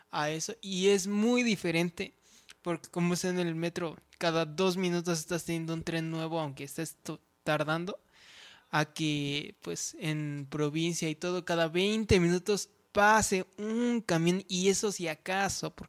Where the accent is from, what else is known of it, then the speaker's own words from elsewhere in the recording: State of Mexico, Mexico; Y sinceramente digo, los dos somos del Estado de México. Y no somos precisamente de la zona más urbanizada que hay en el Estado de México.